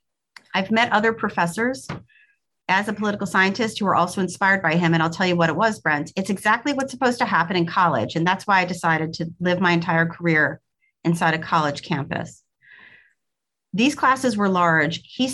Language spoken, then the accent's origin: English; Brooklyn, New York, United States; accent: Brooklyn; also born or lived in Madison / Austin; now in Louisville, United States; My accent was much more Brooklyn in those days. Keep in mind that this was a long time ago. So I did live in Madison for 4 years.